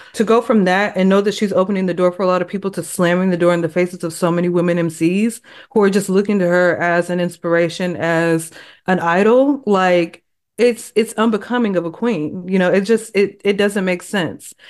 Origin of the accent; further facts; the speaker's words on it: Texas, United States; I am from Texas